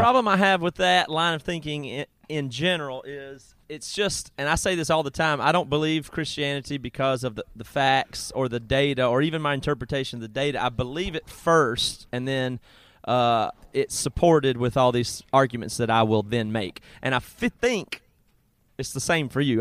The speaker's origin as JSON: {"language": "English", "region": "South Carolina", "country": "United States", "tie": "born or raised there", "said": "where I grew up in South Carolina"}